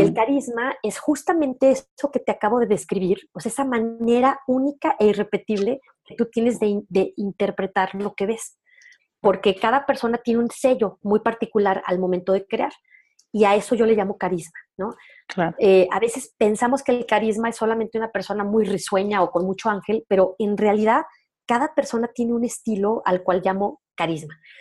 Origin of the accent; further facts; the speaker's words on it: León, Guanajuato, Mexico; accent: norteño; León, Guanajuato, que de ahí soy originaria, para quien tenga duda de mi acento norteño